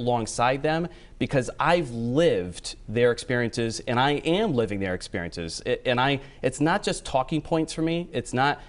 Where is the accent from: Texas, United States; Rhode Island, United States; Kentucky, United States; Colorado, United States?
Rhode Island, United States; Burrillville; now in Warwick, United States; I spent the first 30 years in Barreville, my hometown.